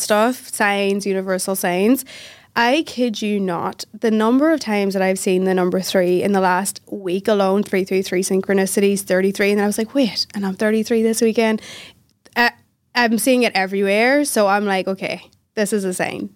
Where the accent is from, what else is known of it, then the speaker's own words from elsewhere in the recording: Northern Ireland, United Kingdom; moved away as an adult; also born or lived in Philadelphia, United States / England; I was raised in Northern Ireland, but I was born in Philadelphia.